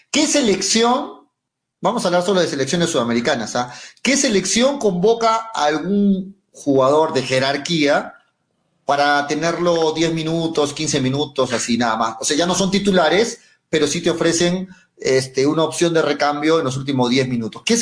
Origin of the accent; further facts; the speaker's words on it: Arequipa, Peru; Soy arequipeño, hincha de Melgar